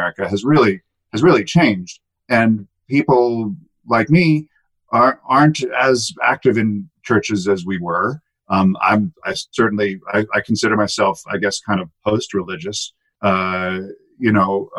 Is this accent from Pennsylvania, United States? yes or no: no; Salinas, California, United States; I grew up in Salinas, California, on the central coast of California, just inland from Monterey